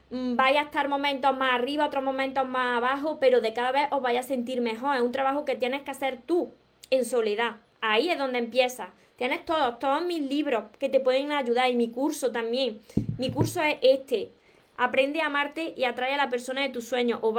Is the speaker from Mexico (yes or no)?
no; Córdoba, Argentina; soy de Argentina, Córdoba.